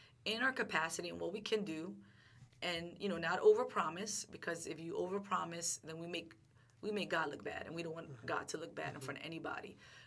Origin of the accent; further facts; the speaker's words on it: Philadelphia, Pennsylvania, United States; I grew up in North Philly